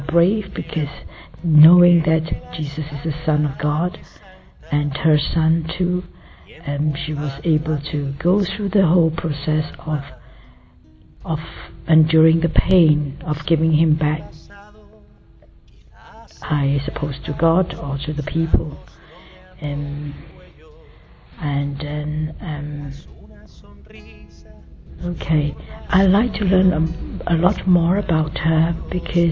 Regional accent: Malaysia; I'm from Malaysia

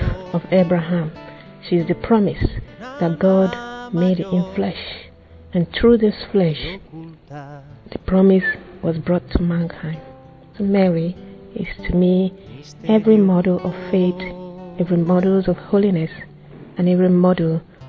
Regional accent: Nigeria; I'm from Nigeria and I'm 33 years old

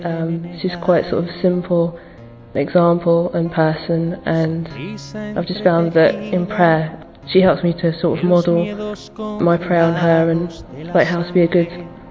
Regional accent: England, United Kingdom; I'm 24 and I'm from England.

